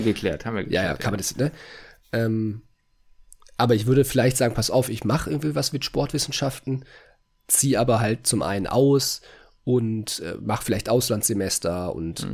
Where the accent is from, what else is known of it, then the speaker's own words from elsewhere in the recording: North Rhine-Westphalia, Germany; moved away as an adult; now in Hungary; bei uns in NRW, in, entweder in Köln oder in, äh, in Bochum